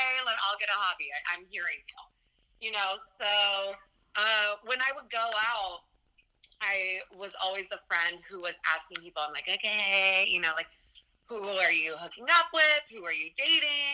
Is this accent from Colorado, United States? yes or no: yes; Boulder, Colorado, United States; also born or lived in Los Angeles, California; now in New York City, United States; I'm from Boulder, Colorado